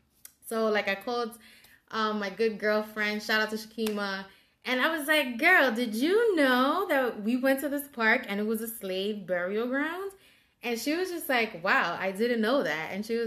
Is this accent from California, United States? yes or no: no; New York City, New York, United States; I grew up in the South Bronx and I'm from the Hunts Point section of the Bronx.